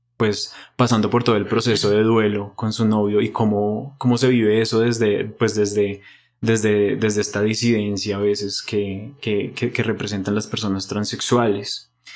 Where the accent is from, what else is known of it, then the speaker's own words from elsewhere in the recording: Bogotá, Colombia; nosotros como bogotanos y colombianos